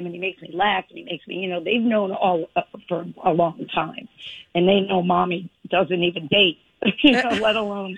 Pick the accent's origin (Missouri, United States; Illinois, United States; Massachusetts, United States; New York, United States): New York, United States; Bronx; born there; I was born in the Bronx. I don't know how to schmooze.